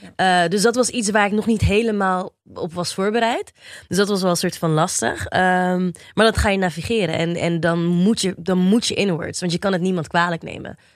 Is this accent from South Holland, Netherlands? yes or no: yes; Rotterdam, South Holland, Netherlands; now in Diemen, Netherlands; woon op dit moment in het pittoreske Diemen, maar het is altijd Rotterdam ah, West Side for life.